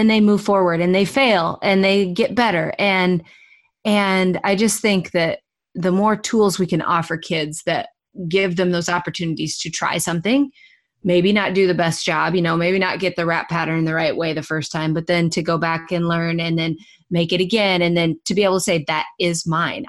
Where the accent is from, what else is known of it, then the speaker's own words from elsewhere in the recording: Iowa, United States; I'm from Iowa